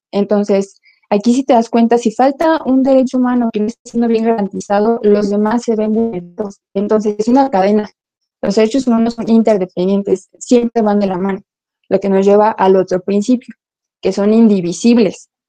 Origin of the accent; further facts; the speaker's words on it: Mexico; nosotros como ciudadanos, como sociedad mexicana